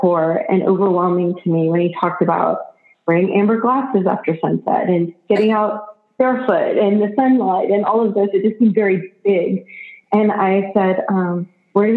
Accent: Austin, Texas, United States; I grew up in Austin, Texas

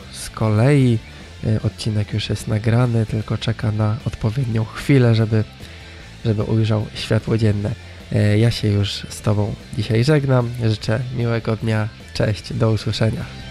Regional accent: northern Poland, Poland; jestem z północy człowiek

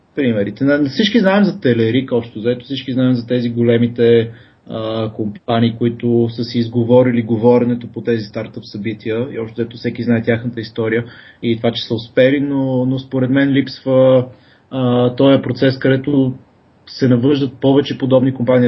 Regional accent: Pleven, Pleven Province, Bulgaria; now in Sofia, Bulgaria; съм от Плевен, там съм бил в Мегето

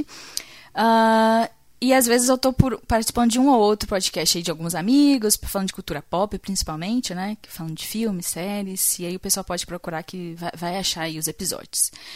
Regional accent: Brazil; como brasileiro

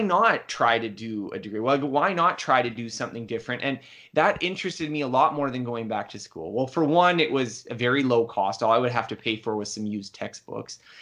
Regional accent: Canada; I'm Canadian

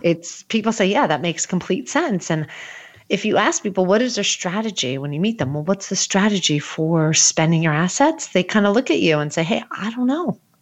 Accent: New Jersey, United States; Again, I'm from New Jersey.

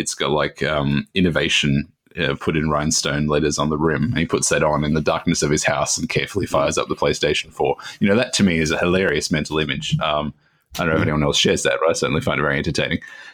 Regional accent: Australia; I'm Australian

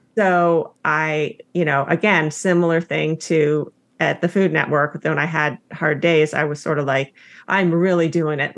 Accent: Palo Alto, California, United States; also born or lived in Los Angeles, California / Billings, Montana; I grew up um, in Palo Alto, California.

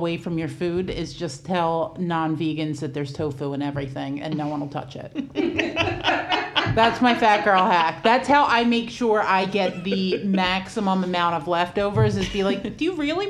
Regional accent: New Jersey, United States; accent: Jersey; I'm from New Jersey.

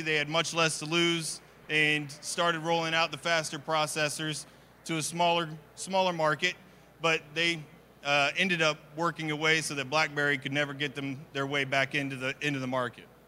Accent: Kansas City, Missouri, United States; moved away as an adult; now in Dallas Fort Worth, United States; I'm originally from Kansas City

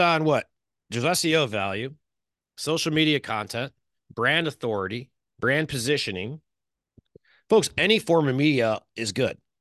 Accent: Chicago, Illinois, United States; now in California, United States; I'm from Chicago

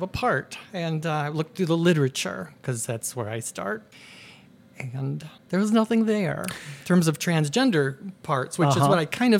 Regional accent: Germany; We're from Germany.

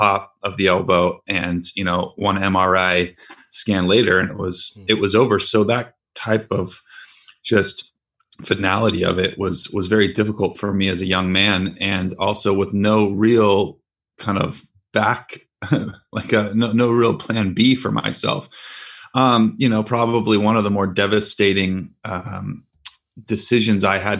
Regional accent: San Francisco Bay Area, California, United States; I'm from San Francisco Bay Area

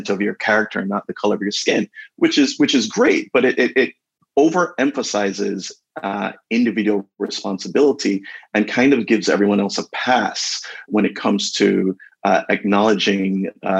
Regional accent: Jamaica; now in United States; We're originally from Jamaica

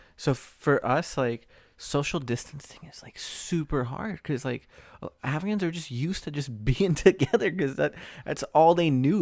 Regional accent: Springfield, Virginia, United States; now in Southern California, United States; my hometown is north like Springfield, Virginia, Northern Virginia DMV, right? So right outside of DC

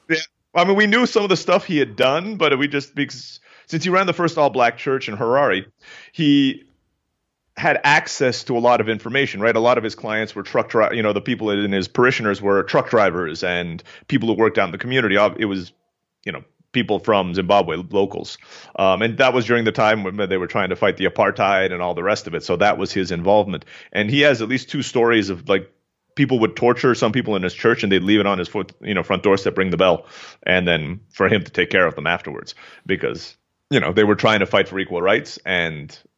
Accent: Turkey; also born or lived in Philippines; I grew up in Turkey and was born in the Philippines.

